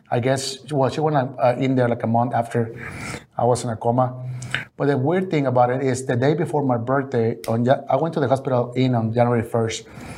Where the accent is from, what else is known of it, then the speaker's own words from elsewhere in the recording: Mexico; English is a second language; And the first thing I did is transform those in pesos, because I was coming from Mexico.